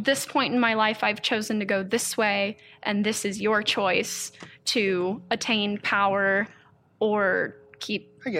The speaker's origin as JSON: {"language": "English", "region": "East Coast", "country": "United States", "tie": "born or raised there", "said": "Because that was my childhood growing up on the East Coast."}